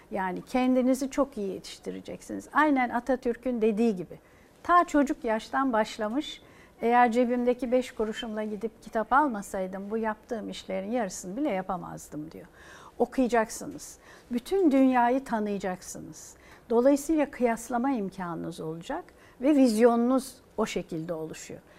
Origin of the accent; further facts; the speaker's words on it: Turkey; Türküz ve çok güzel hasletlerimiz var, faziletliyiz.